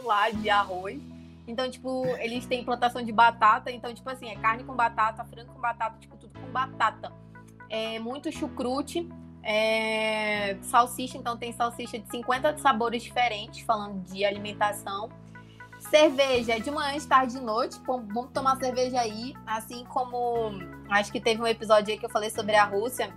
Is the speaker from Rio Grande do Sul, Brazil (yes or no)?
no; Manaus, Amazonas, Brazil; moved away; also born or lived in Stuttgart / Bonn; eu sou de Manaus e lá é quente